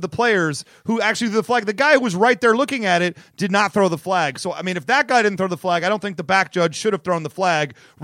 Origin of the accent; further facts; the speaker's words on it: Detroit, Michigan, United States; I know my hometown paper.